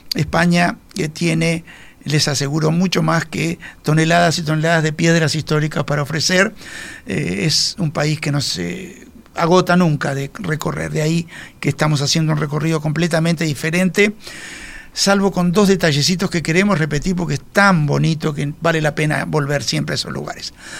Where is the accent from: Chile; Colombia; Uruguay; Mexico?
Uruguay; los uruguayos que viajamos a la Florida